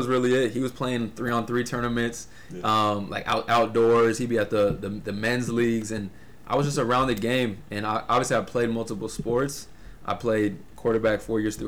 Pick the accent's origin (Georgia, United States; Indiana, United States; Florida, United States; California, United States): Indiana, United States; growing up in Indiana playing Indiana high school basketball